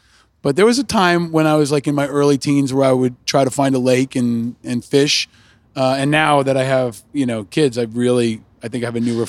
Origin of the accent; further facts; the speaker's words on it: United States; I grew up on the Hudson River, near the Hudson River.